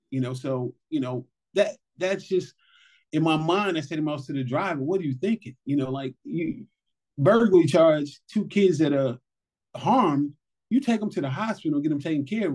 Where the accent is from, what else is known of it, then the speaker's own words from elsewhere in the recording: New York City, New York, United States; individuals like myself from New York City. You know, I grew up in Brooklyn